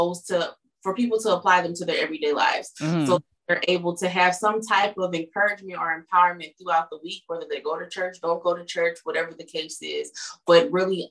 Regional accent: California, United States; moved away as an adult; now in Michigan, United States; Coming from the West Coast, because I was born and raised in California

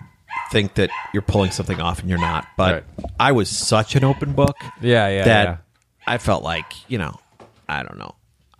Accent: Ireland; I'm pale, I'm Irish, I'm a writer, and I'm an alcoholic.

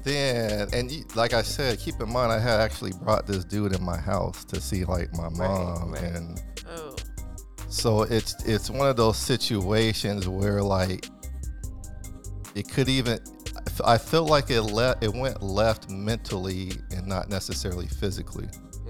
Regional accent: West Coast, United States; Because, you know, I'm from the West Coast.

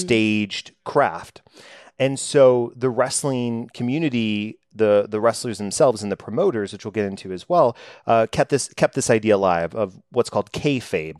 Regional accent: Dallas, Texas, United States; I am from Dallas, Texas, growing up

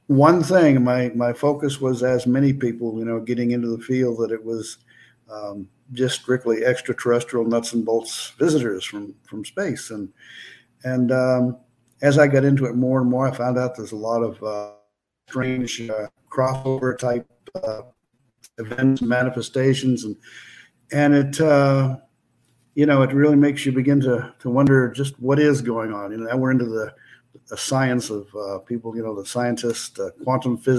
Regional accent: Maine, United States; moved away; I'm originally from Maine, and up in Maine we had

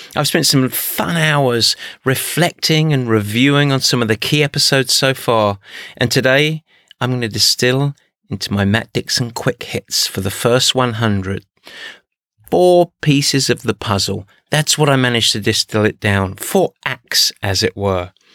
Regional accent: Essex, East of England, United Kingdom; moved away as an adult; also born or lived in Midwest, United States; now in United States; I grew up in Essex, but I came to the States in 1992

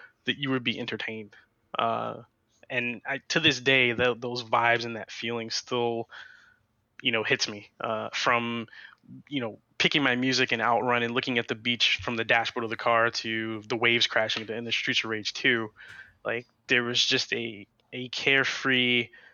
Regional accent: near Ocean City, Maryland, United States; I used to live near, I was born near Ocean City, and the boardwalks on the beach were literally like arcades going down the block

